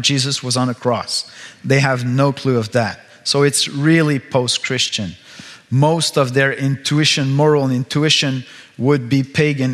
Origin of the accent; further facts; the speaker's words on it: Quebec, Canada; first language French; English is a second language; I come from a land far, far away, where we speak a strange language. We speak French.